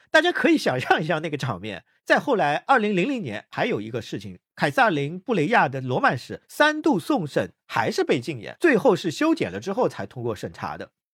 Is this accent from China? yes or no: yes; China; 我们大陆这边